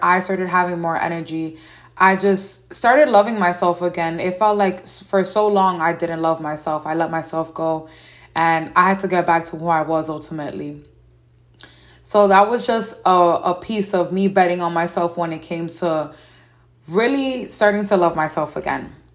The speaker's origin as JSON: {"language": "English", "town": "New York City", "region": "New York", "country": "United States", "tie": "born or raised there", "said": "As a young lady growing up in New York City and still living here"}